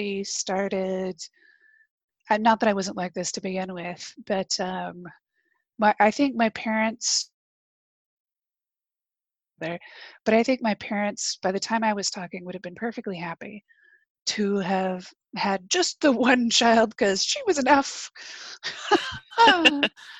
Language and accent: English; Texas, United States; also born or lived in North Carolina / central New Jersey; now in New Jersey, United States; I grew up in Texas